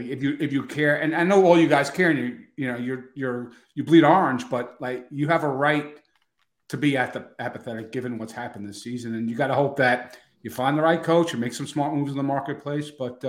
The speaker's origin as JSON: {"language": "English", "region": "New Jersey", "country": "United States", "said": "I went to Ryder. I'm from New Jersey. I remember the spectrum."}